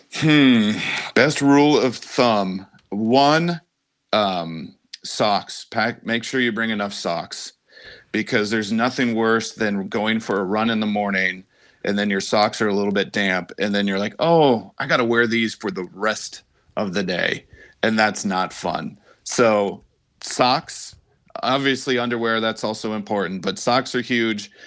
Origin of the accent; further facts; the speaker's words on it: Denver, Colorado, United States; moved away; I grew up in Denver